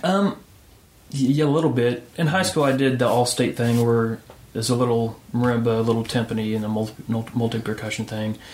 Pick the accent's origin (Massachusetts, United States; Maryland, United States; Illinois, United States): Illinois, United States; moved away as an adult; also born or lived in Knoxville, Tennessee; now in Nashville, United States; I'm from Illinois originally